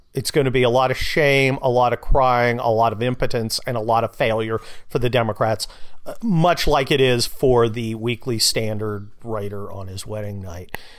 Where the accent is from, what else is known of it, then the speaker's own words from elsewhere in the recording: California, United States; I'm from California